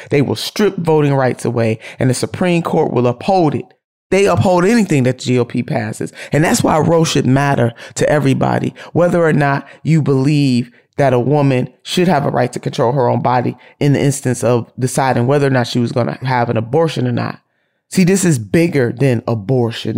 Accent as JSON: {"language": "English", "region": "Ohio", "country": "United States", "tie": "born or raised there", "said": "my home state of Ohio"}